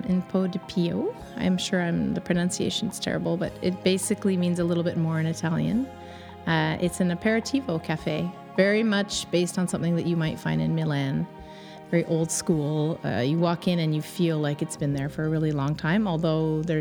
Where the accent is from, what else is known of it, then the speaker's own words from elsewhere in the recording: Kingston, Ontario, Canada; moved away as an adult; now in Montreal, Canada; I grew up in Ontario. I'm from Kingston, Ontario, a little small town